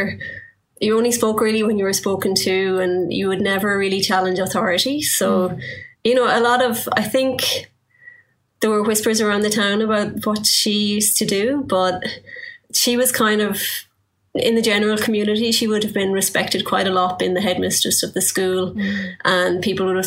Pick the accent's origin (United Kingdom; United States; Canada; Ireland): Ireland; Belmullet, Connacht; moved away; I grew up in Ireland in a small town called Belmullet. It's on the west coast.